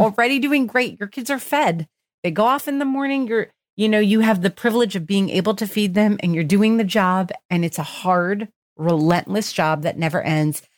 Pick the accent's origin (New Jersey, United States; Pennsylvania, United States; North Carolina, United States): New Jersey, United States; I grew up in New Jersey